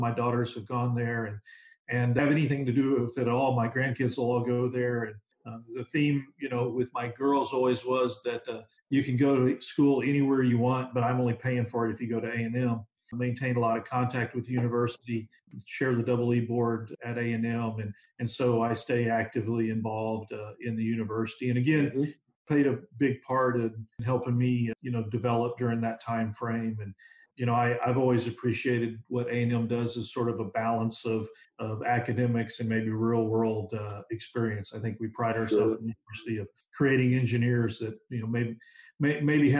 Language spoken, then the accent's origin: English; south of San Antonio, South Texas, United States; I was actually born in South Texas and raised south of San Antonio, and went to a small school